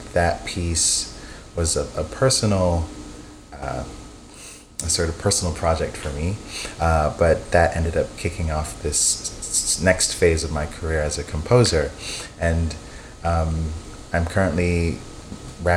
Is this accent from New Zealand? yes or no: no; Bahamas; I was born in the Bahamas to Jamaican parents